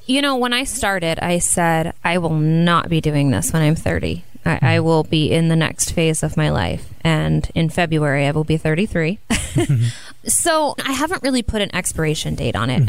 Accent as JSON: {"language": "English", "area": "small town northeast of Columbus", "region": "Ohio", "country": "United States", "tie": "born or raised there", "said": "I grew up in a really small town about an hour and a half northeast of Columbus"}